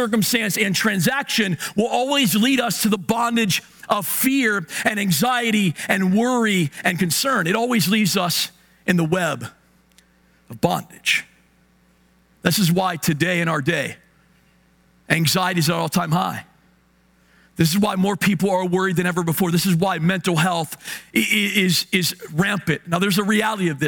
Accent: Hagerstown, Maryland, United States; Now, I'm from Hagerstown. I'm from the West End.

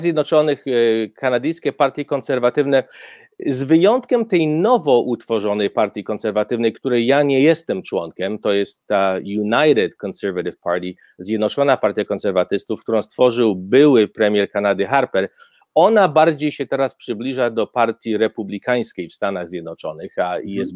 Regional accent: Poland; also born or lived in Alberta, Canada; now in Canada; my sobie jako Polacy

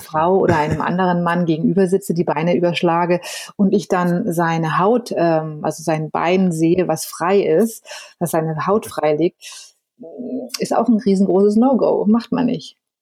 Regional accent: Germany; bei uns in Deutschland

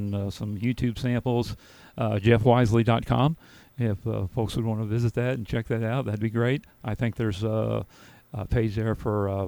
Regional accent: Murphysboro, Illinois, United States; I am born right in Murfreesboro, down at St. Joseph Hospital, many, many years ago. We won't say the year, but yeah, I've been here most of my life

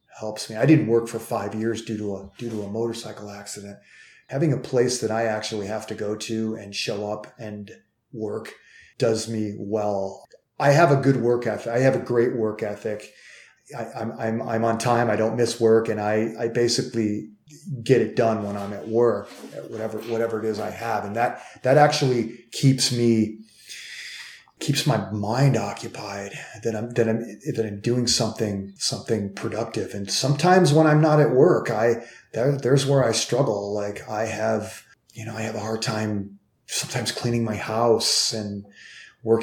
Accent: Cleveland, Ohio, United States; I'm from Cleveland

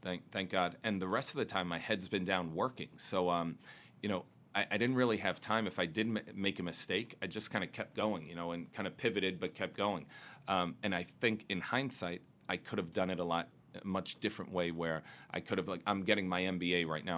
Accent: New York City, New York, United States; Growing up in Queens, uh, right over the 59th Street Bridge

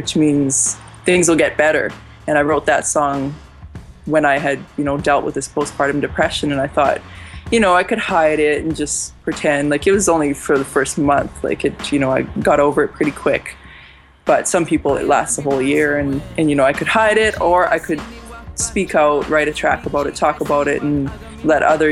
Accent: Muskoday First Nation, Saskatchewan, Canada; now in Saskatoon, Canada; I'm from Muskoday First Nation out here in Plains Cree Territory, Treaty 6, what is now known as Saskatoon, is where I stay

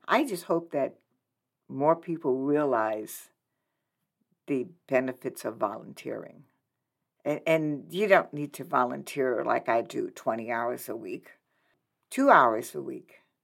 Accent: New Orleans, Louisiana, United States; moved away as an adult; now in Lincoln, United States; I'm originally from New Orleans, Louisiana.

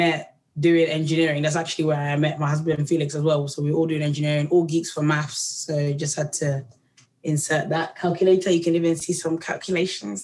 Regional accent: Tanzania; moved away; because I'm from Tanzania, there's like a way like that people chant, like a Bantu chant, which is like all about harmonies and feelings. So I've grown up like

